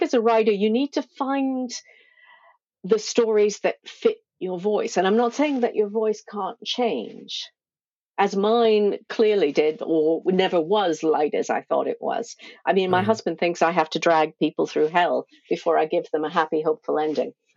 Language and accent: English; United States; moved away as an adult; also born or lived in Cornwall; I'm originally from the States.